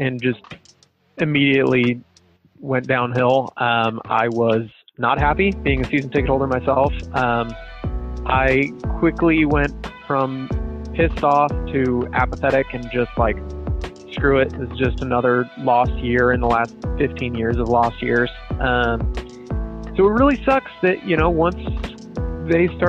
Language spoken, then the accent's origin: English; Sacramento, California, United States; I was born and raised in Sacramento